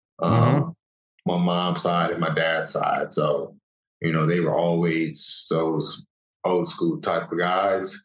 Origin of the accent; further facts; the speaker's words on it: an hour and a half from Dallas, Texas, United States; my hometown, an hour and a half from Dallas